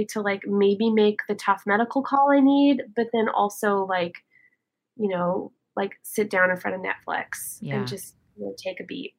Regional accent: Canada; as a Canadian

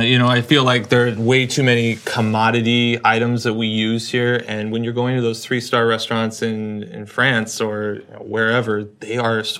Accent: Seattle, Washington, United States; moved away; I'm from Seattle, and I thought we had great seafood there.

